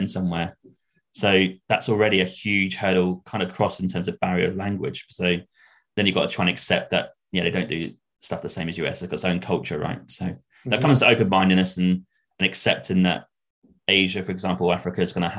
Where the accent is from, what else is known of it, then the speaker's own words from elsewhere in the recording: Norwich, East of England, United Kingdom; me growing up in Norwich